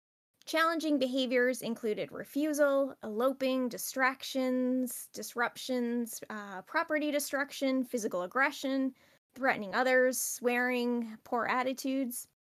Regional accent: Rhode Island, United States; I'm from Rhode Island

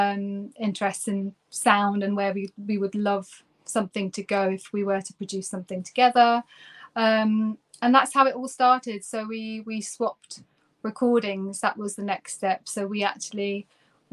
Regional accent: Turkey; moved away as an adult; now in United Kingdom; I'm actually originally from Turkey

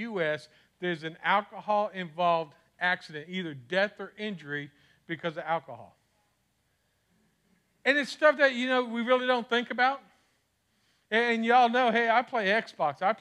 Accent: Miami, Florida, United States; moved away; I'm from Miami, so I'm going back.

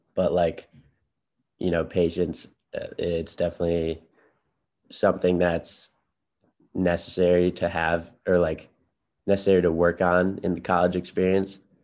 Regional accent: Chicago, Illinois, United States; I'm from Chicago, Illinois in the city

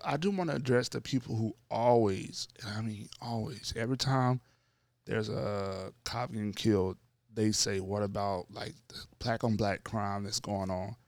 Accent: North Louisiana, United States; I grew up in North Louisiana

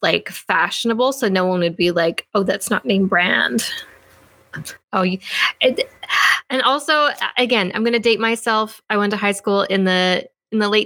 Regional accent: Fort Vermilion, Alberta, Canada; I grew up in a place called Fort Vermilion, Alberta

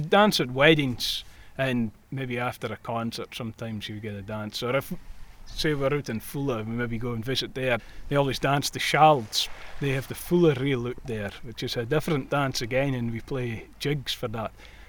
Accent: Shetland, Scotland, United Kingdom

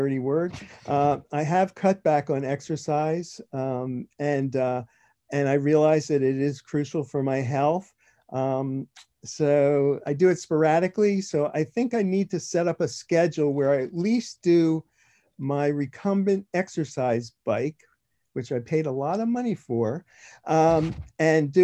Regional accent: New Jersey, United States; I am from South Jersey, New Jersey.

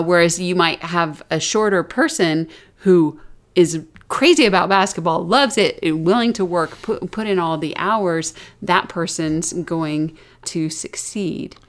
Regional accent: the South, United States; accent: Southern; moved away; I was from the South. I had a Southern accent

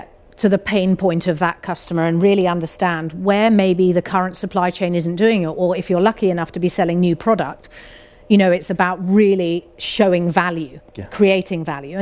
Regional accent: United Kingdom; we're British

